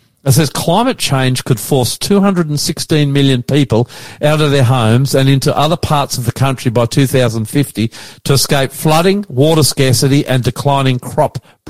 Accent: Queensland, Australia; Well, I'm a Queenslander

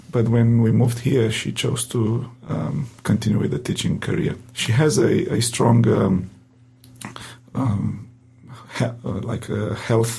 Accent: Romania; accent: Romanian; English is a second language; moved away as an adult; now in Adelaide, Australia; my heavy accent, in uh, Romanian accent

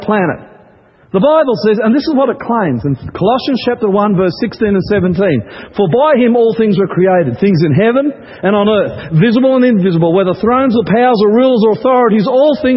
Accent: Queensland, Australia; I grew up in Queensland

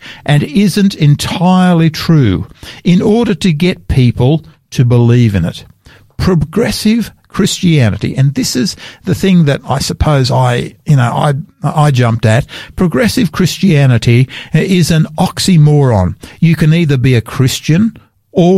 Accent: Sydney, New South Wales, Australia; now in South Australia, Australia; I grew up there in Sydney

